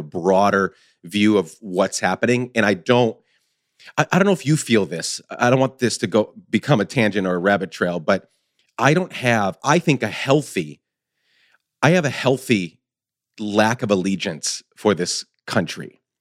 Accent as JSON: {"language": "English", "country": "Guatemala", "tie": "born or raised there", "moved": "as an adult", "said": "So I spent 10 years growing up in Guatemala, 10 to 19 and then moved back."}